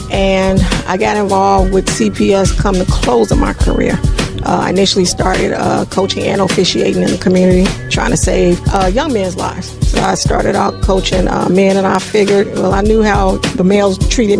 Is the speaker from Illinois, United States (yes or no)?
yes; Chicago, Illinois, United States; I'm from Inglewood, born and raised